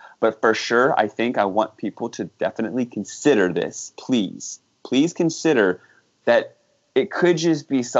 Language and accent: English; Virginia, United States; moved away; I grew up in Virginia.